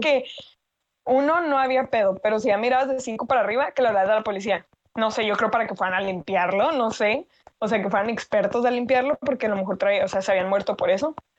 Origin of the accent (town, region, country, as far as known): Mexico